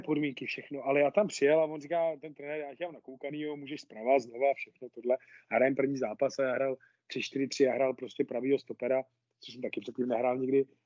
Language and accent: Czech; Nová Ves u Nového Města na Moravě, Vysočina Region, Czechia; já začal v týmě Nová Ves u Nového města na Moravě to je, to je vesnice, odkud pocházím